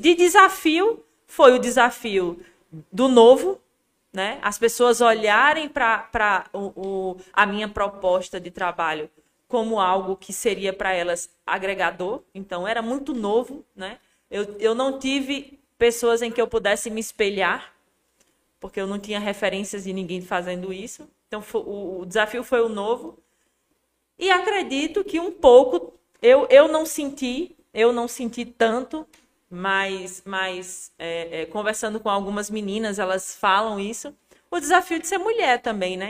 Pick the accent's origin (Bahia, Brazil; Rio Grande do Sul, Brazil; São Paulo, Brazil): Bahia, Brazil; Juazeiro; eu nasci em Juazeiro, né? Me criei em Juazeiro, é, na cidade mesmo.